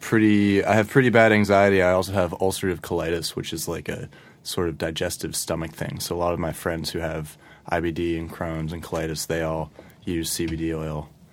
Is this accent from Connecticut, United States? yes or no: yes; Ridgefield, Connecticut, United States; moved away; I grew up in Ridgefield, which is in Fairfield County